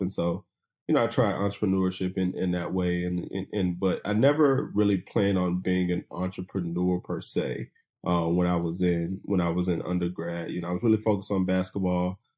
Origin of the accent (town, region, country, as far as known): Chattanooga, Tennessee, United States; born or raised there; moved away as an adult; also born or lived in Bluefield, Virginia / Atlanta